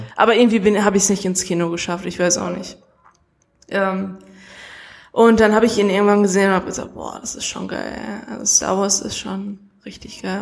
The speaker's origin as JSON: {"language": "German", "town": "Essen", "region": "North Rhine-Westphalia", "country": "Germany", "said": "ich komme aus Essen"}